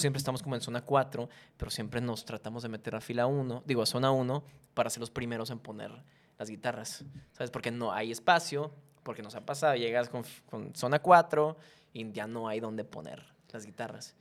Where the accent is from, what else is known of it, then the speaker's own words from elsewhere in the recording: Monterrey, Nuevo León, Mexico; somos de Monterrey